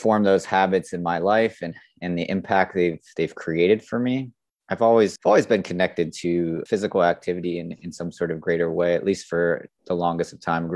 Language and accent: English; South Florida, United States; I grew up in Florida, South Florida to be exact.